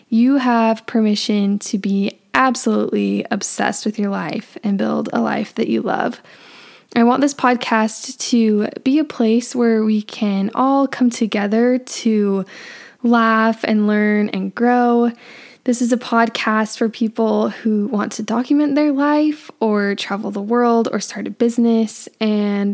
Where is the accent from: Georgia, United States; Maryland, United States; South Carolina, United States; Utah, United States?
Utah, United States; Northern; But I am from Northern Utah and I've been born and raised here